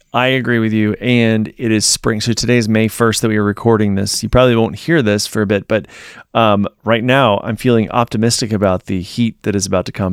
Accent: Virginia, United States; moved away; my hometown in Virginia

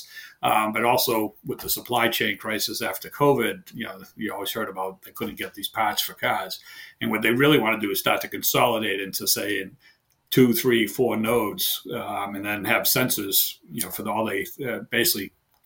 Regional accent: near Boston, Massachusetts, United States; accent: heavy Boston; moved away as an adult; also born or lived in southern Maine; now in Maine, United States; I've lived my entire life near Boston, Mass. So I have a heavy Boston accent. I now live in southern Maine

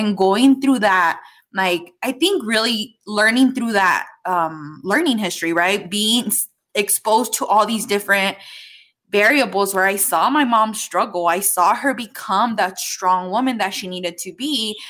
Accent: Mexico; Because I grew up in Mexico. I grew up very traditional, where like my aunts would hide from my grandpa to not get in trouble.

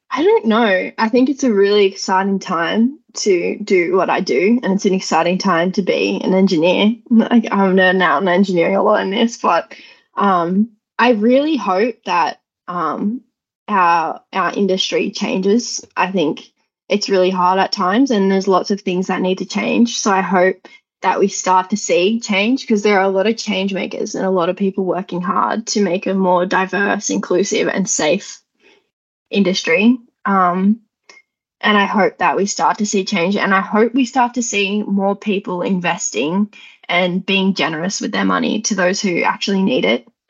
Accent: Lithgow, New South Wales, Australia; I grew up in Lithgow

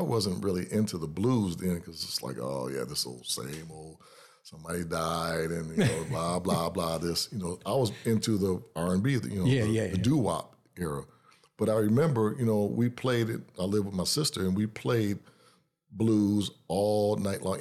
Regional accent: Detroit, Michigan, United States; now in Lansing, United States; I was born and raised in Detroit

